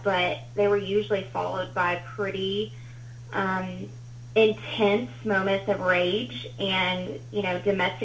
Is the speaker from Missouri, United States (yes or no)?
no; Huntsville, Alabama, United States; I grew up in Huntsville, Alabama. Well, I was born there